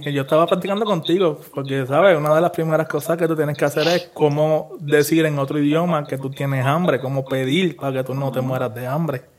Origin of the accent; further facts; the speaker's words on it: Puerto Rico; como nosotros puertorriqueños